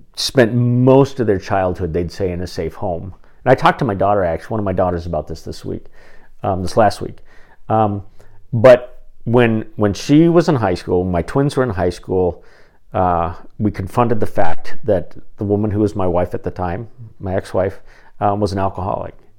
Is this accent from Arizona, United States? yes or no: yes; Phoenix, Arizona, United States; the little Covenant church that I grew up in in Phoenix